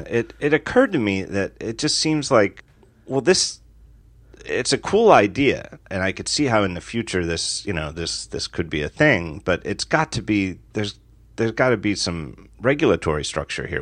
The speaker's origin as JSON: {"language": "English", "country": "United States", "said": "as an American"}